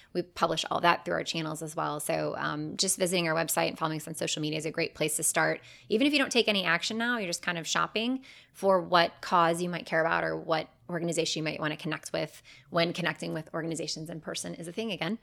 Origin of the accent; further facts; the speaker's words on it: Cleveland, Ohio, United States; moved away as an adult; now in Charlotte, United States; my hometown of Cleveland